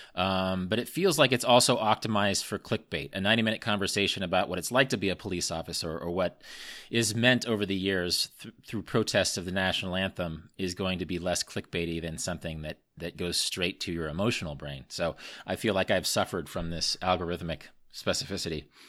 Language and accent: English; Midwest, United States; I grew up in the Midwest with the Jeffersonian grid system of roads